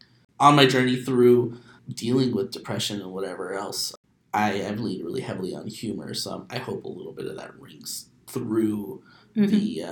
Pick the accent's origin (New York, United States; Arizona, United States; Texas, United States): Arizona, United States; Phoenix; first language Spanish; English is a second language; moved away as an adult; also born or lived in California; I am 28, and I grew up in Phoenix, but I left for a while, and mm-hmm. I've actually only been back since the summer, since June.